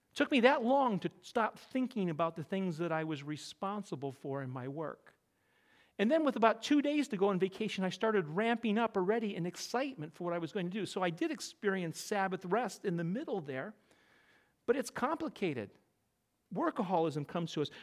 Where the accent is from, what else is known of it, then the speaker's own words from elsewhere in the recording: Connecticut, United States; I'm from Connecticut